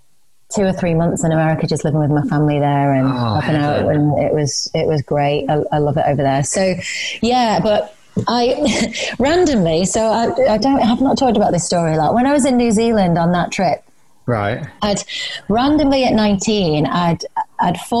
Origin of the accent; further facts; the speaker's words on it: Isle of Man; moved away; I'm originally from the Isle of Man, so I found myself moving back there.